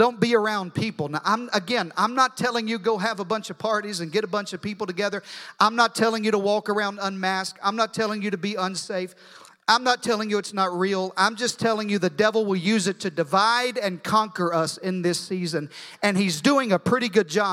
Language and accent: English; Arkansas, United States; I'm from Arkansas